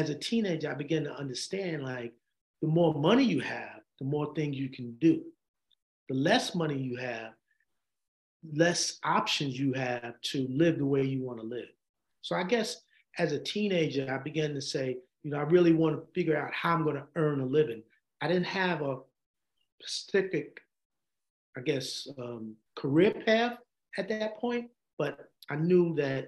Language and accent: English; New York City, New York, United States; also born or lived in Poughkeepsie, New York; I'm a graduate from Stevenson High School in the Bronx